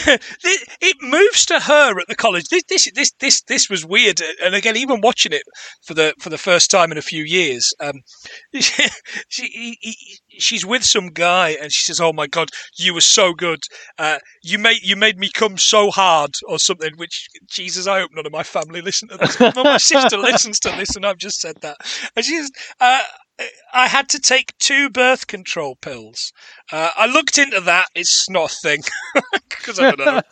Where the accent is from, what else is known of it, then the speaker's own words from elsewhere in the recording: England, United Kingdom; I'm English